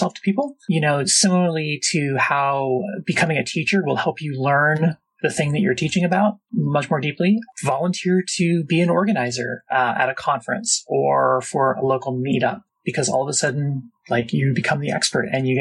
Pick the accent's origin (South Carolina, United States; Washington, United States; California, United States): Washington, United States; Seattle; I'm from Seattle